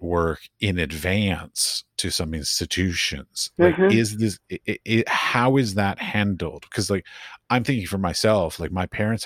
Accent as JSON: {"language": "English", "town": "Washington", "region": "District of Columbia", "country": "United States", "tie": "born or raised there", "said": "I grew up in Washington, D.C., and when I was in high school"}